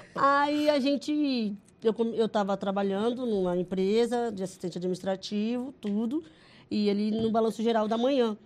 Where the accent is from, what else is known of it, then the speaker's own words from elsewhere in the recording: Cascavel, Paraná, Brazil; eu sou do Paraná, Cascavel